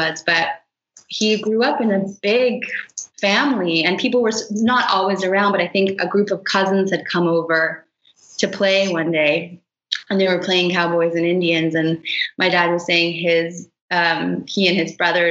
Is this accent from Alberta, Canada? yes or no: no; Toronto, Ontario, Canada; now in Brooklyn, United States; I grew up in Toronto